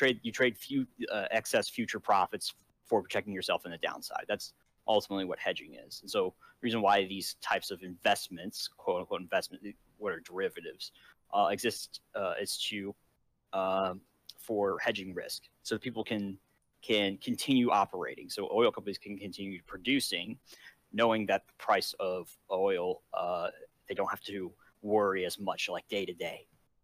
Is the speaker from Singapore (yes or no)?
yes; Singapore; I'm from Singapore, which has a pretty significant oil processing industry as part of our economy.